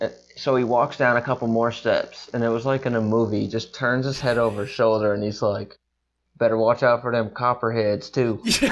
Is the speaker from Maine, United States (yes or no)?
yes; Maine, United States; I'm from Maine.